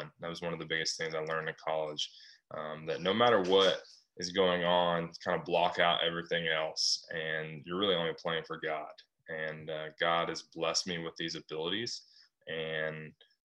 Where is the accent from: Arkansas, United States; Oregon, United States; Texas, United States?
Arkansas, United States; moved away as an adult; also born or lived in Little Rock, Arkansas; now in California, United States; I'm a kid from Arkansas, moved to California